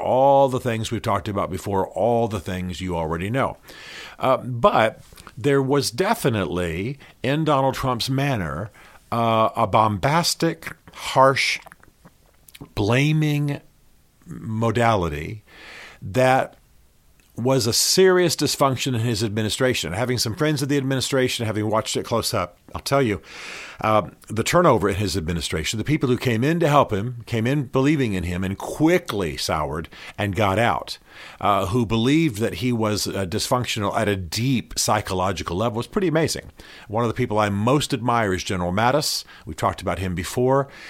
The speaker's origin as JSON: {"language": "English", "town": "Albany", "region": "Georgia", "country": "United States", "tie": "born or raised there", "said": "I'm from, you know, I was born in Albany, Georgia"}